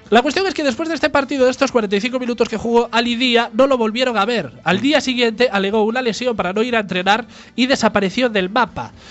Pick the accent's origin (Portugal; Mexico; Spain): Spain; Galicia; en Galicia decimos prostituta y prostitución